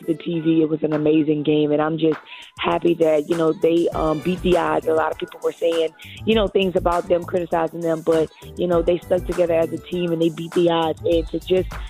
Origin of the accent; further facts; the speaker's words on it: Lafayette, Louisiana, United States; I am from Lafayette, Louisiana. That's where I currently live now. So I am a Louisiana native